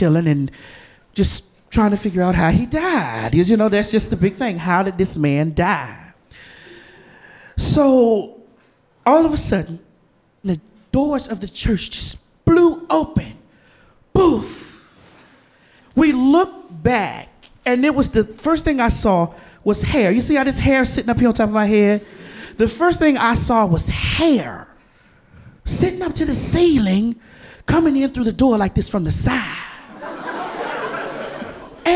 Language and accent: English; the South, United States